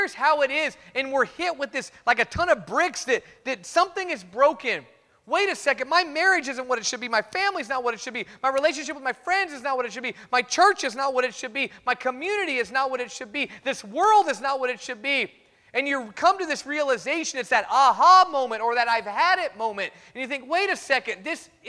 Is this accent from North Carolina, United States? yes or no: no; Fresno, California, United States; I grew up in Fresno